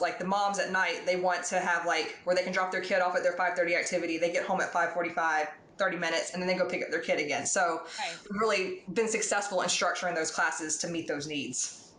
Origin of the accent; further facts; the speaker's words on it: Atlanta, Georgia, United States; moved away; I'm from Atlanta